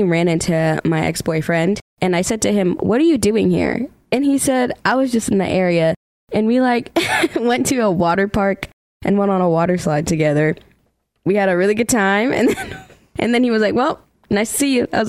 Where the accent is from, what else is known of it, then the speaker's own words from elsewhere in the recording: Stoughton, Massachusetts, United States; moved away as an adult; also born or lived in Boston, Massachusetts; now in Nashville, United States; I'm a singer-songwriter, born and raised in Boston, Massachusetts, but I grew up in Stoughton, Massachusetts.